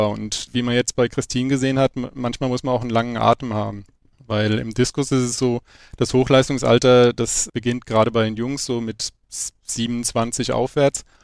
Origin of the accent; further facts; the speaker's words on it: Wiesbaden, Hesse, Germany; Ich bin in Wiesbaden aufgewachsen und bin über meine Eltern zur Leichtathletik gekommen.